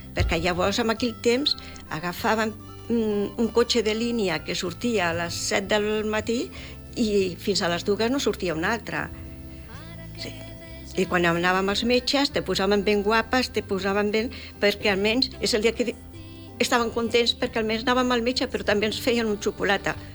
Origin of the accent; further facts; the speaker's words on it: Gessa, Catalonia, Spain; also born or lived in Montgarri; Iessa, que és el meu poble de que he viscut tota la vida, eh, pràcticament